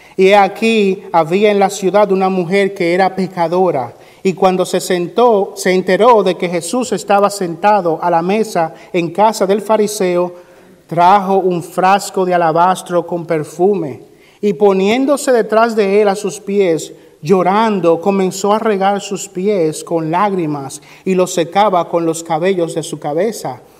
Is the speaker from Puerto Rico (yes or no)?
no; Dominican Republic; moved away; en mi país, República Dominicana